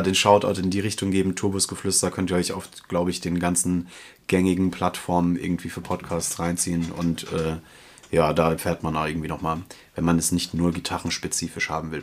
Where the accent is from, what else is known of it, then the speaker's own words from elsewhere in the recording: Germany; moved away; Frankfurt auch so ein bisschen meine alte Heimat, in Anführungsstrichen, so die, die große Metropole in der Nähe meiner Heimat